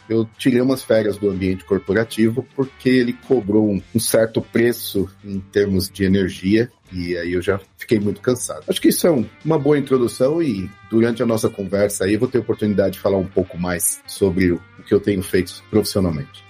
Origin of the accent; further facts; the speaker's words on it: Santo André, São Paulo, Brazil; moved away as an adult; also born or lived in Belo Horizonte / Berlin / São Bernardo do Campo; eu sou natural do ABC Paulista, morei alguns anos em Belo Horizonte, em duas temporadas diferentes